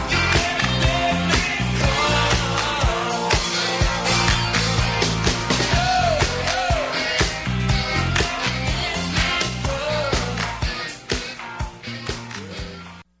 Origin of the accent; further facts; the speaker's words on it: Greenville, South Carolina, United States; I grew up in South Carolina in Greenville.